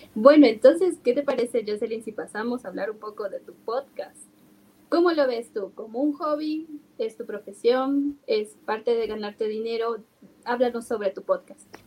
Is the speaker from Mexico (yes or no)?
no; Bolivia; nosotros como bolivianos usualmente eh, tendemos a tener el efectivo